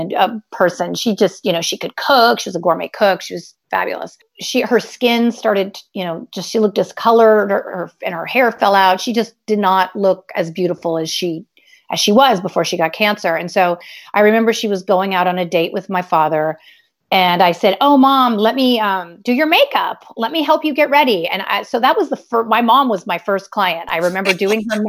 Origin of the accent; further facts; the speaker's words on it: California, United States; I grew up in California